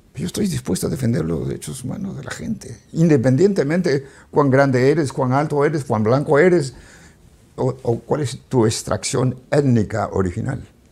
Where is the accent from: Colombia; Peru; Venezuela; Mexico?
Peru; moved away as an adult; now in United States; Yo soy peruano.